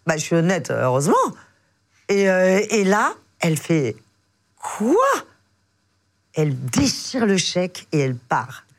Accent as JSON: {"language": "French", "town": "Biarritz", "region": "Nouvelle-Aquitaine", "country": "France", "moved": "yes", "lives_now": "Paris, France", "said": "je suis du Biarritz, dans le sud-ouest"}